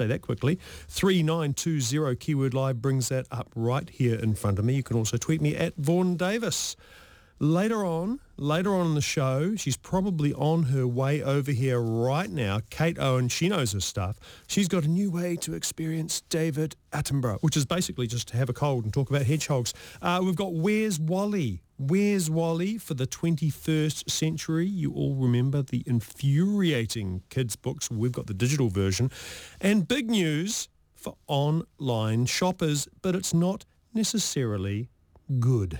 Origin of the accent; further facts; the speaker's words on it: New Zealand; So I'm a New Zealander. My computer's in New Zealand. I live in New Zealand.